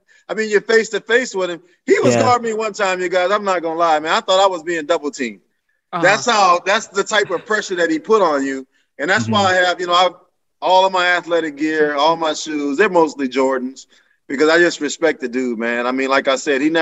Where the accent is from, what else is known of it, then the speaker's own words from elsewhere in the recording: Seattle, Washington, United States; I was from Seattle